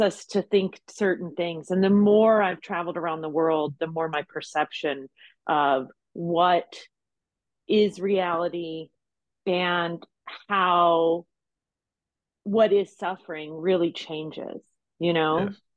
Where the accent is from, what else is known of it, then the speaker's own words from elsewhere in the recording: Ohio, United States; now in Las Vegas, United States; I'm from Ohio.